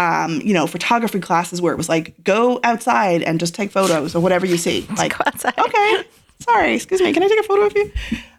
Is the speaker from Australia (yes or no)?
no; Ireland; Like, back in growing up in Ireland, I would, my, you know, my siblings and I would hear, go back to Africa sometimes